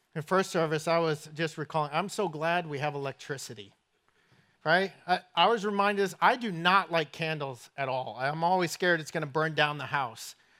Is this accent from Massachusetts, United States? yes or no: yes; Somerset, Massachusetts, United States; accent: northern; moved away; I grew up in southern New England in a place called Somerset, Massachusetts